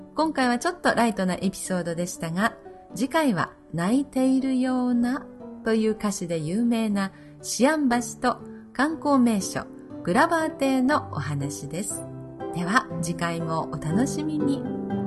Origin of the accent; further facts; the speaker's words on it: Nagasaki, Japan; 私は東長崎生まれですから、生まれ も育ちもですね